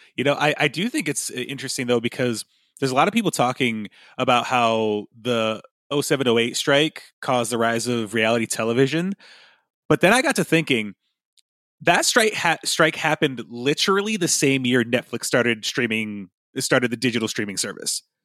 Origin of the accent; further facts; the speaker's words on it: United States; I can really only speak as an American